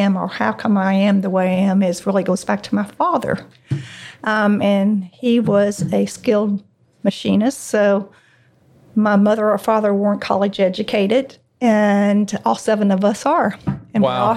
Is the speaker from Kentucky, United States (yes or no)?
yes; Louisville, Kentucky, United States; I've been born and bred in Louisville my whole life